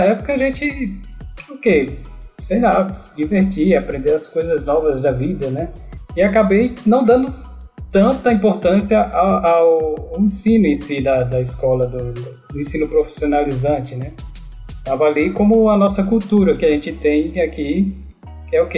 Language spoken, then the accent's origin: Portuguese; Natal, Rio Grande do Norte, Brazil; moved away; also born or lived in São Paulo; nasci em São Paulo, mas praticamente fui criado em Natal, Rio Grande do Norte né? Me considero nordestino